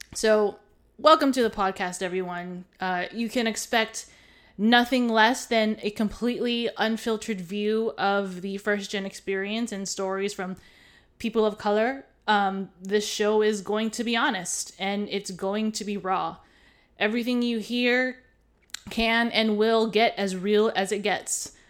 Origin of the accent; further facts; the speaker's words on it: Hawaii, United States; now in continental US; I was born and raised in Hawaii